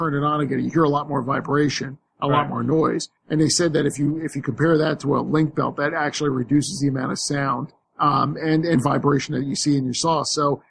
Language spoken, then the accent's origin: English; Tampa, Florida, United States; I'm from Tampa.